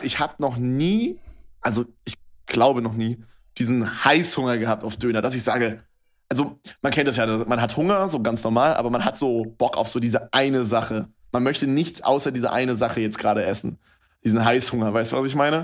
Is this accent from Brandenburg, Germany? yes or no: yes; Brandenburg, Germany; moved away as an adult; now in Berlin, Germany; bei uns in Brandenburg sagt man halt anstatt 11, 11. Also ja. meine ganze Familie macht das halt.